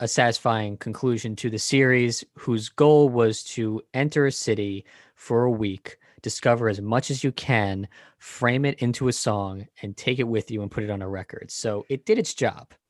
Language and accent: English; New York City, New York, United States; We are both from New York.